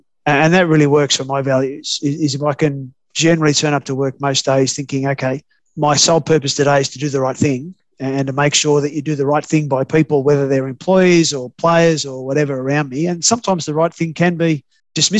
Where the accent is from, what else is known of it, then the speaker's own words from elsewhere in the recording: Australia; I'm an Australian still